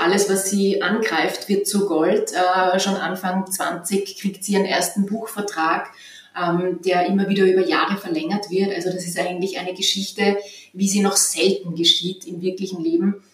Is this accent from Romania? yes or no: no; western Lower Austria, Austria; moved away; also born or lived in Vienna; ich bin nicht äh, in Wien aufgewachsen, sondern am Land im westlichen Niederösterreich an der Grenze zu Oberösterreich